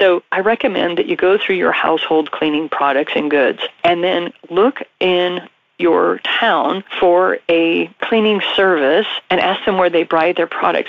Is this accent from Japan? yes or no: yes; Japan; also born or lived in Bahamas; I was raised in Japan. I was also raised in the Bahamas.